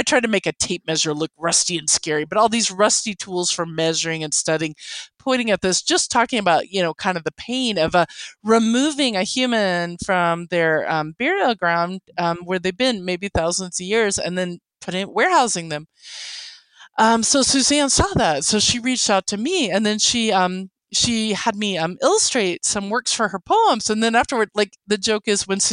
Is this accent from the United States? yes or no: yes; Oklahoma, United States; first language English; Oklahoma Cherokee